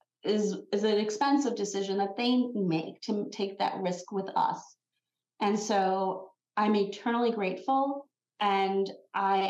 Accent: Long Island, New York, United States; I'm from Long Island

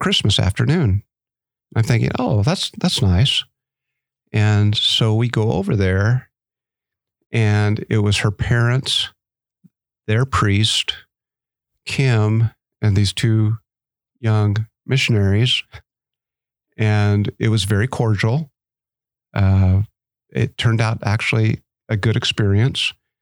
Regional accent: Arizona, United States; Growing up in Arizona

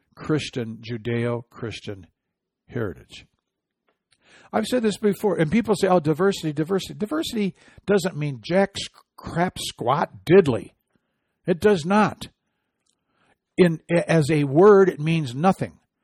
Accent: Midwest, United States; I'm from the Midwest.

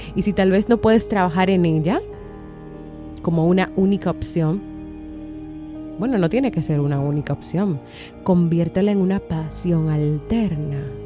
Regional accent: Dominican Republic; aquí en mi país, República Dominicana

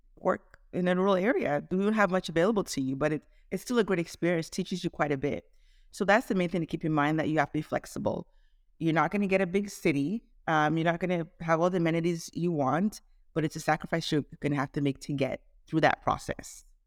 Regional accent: Toronto, Ontario, Canada; moved away as an adult; also born or lived in Nigeria / Caribbean / Shreveport, Louisiana; now in Dallas-Fort Worth, United States; I was born in Nigeria, um, grew up in Toronto, Canada

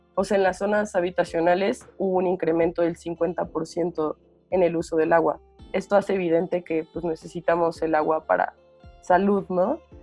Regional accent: Morelia, Michoacán, Mexico; now in Mexico City, Mexico; yo soy de Morelia, y, pero vivo en la Ciudad de México

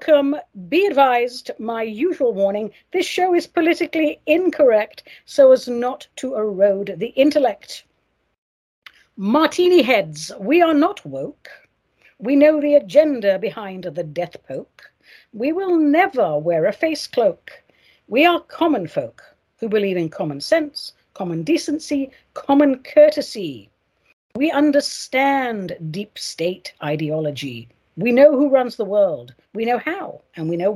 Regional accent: United States; I'm an American

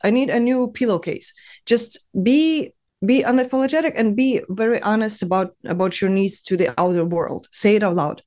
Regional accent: Dnipro, Dnipropetrovsk Oblast, Ukraine; moved away as an adult; also born or lived in China; now in Berlin, Germany; I was born and raised in Ukraine

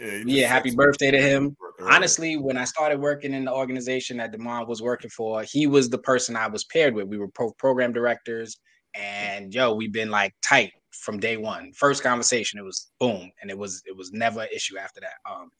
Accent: Brooklyn, New York, United States; I'm a fan of Mark Jackson. I'm from Brooklyn.

